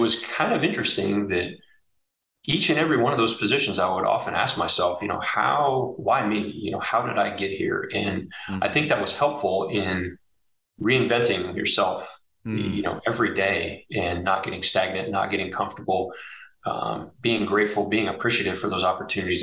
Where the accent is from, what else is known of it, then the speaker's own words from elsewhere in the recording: Oak Harbor, Washington, United States; moved away; I was born and raised in Oak Harbor, Washington